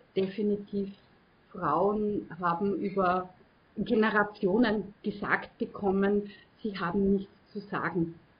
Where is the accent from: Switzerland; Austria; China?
Austria; Mostviertel, Lower Austria; bei uns im Mostviertel